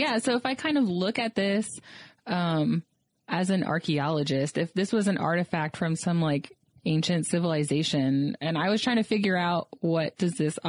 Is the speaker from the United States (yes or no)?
yes; South Florida, United States; I'm from South Florida